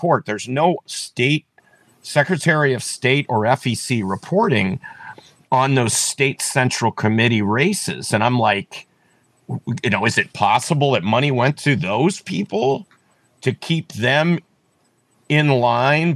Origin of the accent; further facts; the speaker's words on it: East Coast, United States; now in Ohio, United States; I come from the East Coast, and I'm pretty blunt